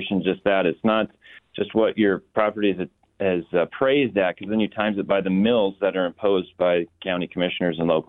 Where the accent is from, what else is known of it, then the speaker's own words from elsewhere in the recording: Flathead, Montana, United States; I'm from the Flathead